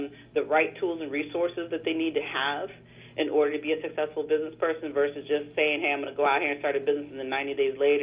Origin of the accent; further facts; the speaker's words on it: Davenport, Iowa, United States; moved away; I'm originally from Davenport, Iowa. I'm not originally from the DMC area.